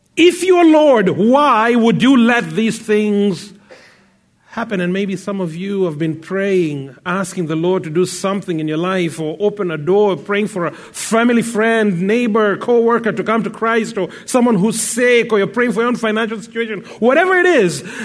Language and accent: English; Kenya; now in Abbotsford, Canada; I come from Kenya originally, but now I live in uh, Abbotsford, British Columbia.